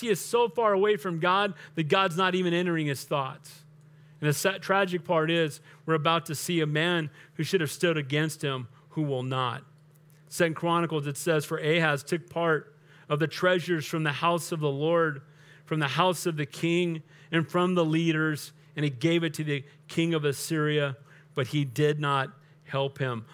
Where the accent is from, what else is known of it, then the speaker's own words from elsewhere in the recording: United States; way before I'm an American, I'm a Christian.